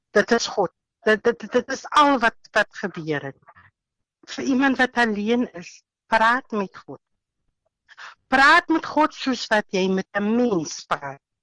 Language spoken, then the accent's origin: Afrikaans; Caledon, Western Cape, South Africa; ek is van Caledon, uitsig. Ons woon hier in Reierland